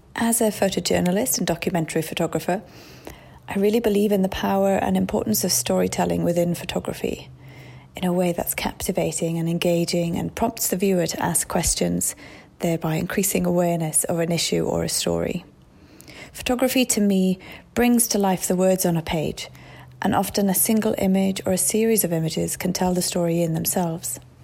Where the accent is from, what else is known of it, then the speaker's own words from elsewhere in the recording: Wales, United Kingdom; moved away as an adult; also born or lived in Iraq; my hometown in Wales